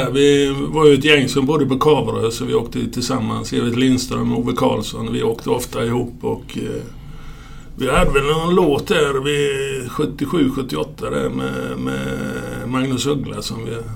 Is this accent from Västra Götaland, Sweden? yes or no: no; Ronneby, Blekinge, Sweden; also born or lived in Tingsryd; Eh, föddes 52 ja och gjorde lumpen, eh, slutade lumpen 72 så att efter det så flyttade jag till Tingsryd. Så det var ju 20 år i Ronneby då.